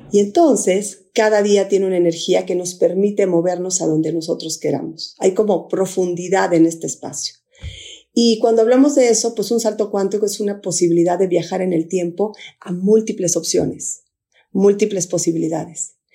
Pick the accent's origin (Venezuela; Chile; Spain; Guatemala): Guatemala; moved away; also born or lived in Mexico City, Mexico; estoy aquí en, en mi tierra y en Antigua hay tres volcanes